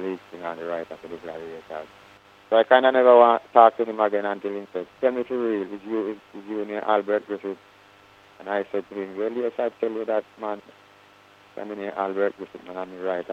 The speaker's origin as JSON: {"language": "English", "region": "Saint Elizabeth", "country": "Jamaica", "tie": "born or raised there", "also_born_or_lived": "Kingston, Jamaica", "moved": "as an adult", "said": "I was born in St. Elizabeth, you know, I mean, in the country"}